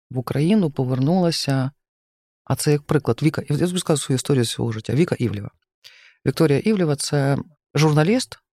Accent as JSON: {"language": "Ukrainian", "town": "Lviv", "region": "Lviv Oblast", "country": "Ukraine", "said": "зі Львова, я знаю українську мову, я вчу українську мову щоденно, тому що це величезне джерело."}